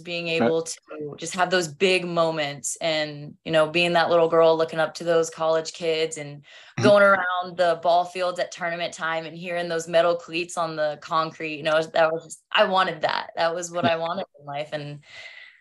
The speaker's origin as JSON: {"language": "English", "town": "Oxford", "region": "Kansas", "country": "United States", "tie": "born or raised there", "also_born_or_lived": "Clearwater, Kansas", "moved": "yes", "said": "So just a small town kid. I came from Oxford, Kansas before I moved to Clearwater."}